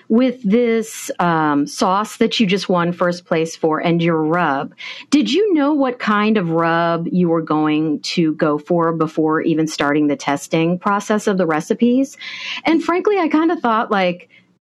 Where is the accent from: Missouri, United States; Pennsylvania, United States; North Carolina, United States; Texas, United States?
Missouri, United States; Kansas City; I'm from Kansas City too. We're both from Kansas City